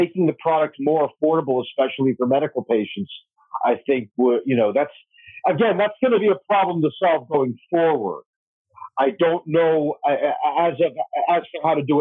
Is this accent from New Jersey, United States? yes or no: yes; New Jersey, United States; my home state of New Jersey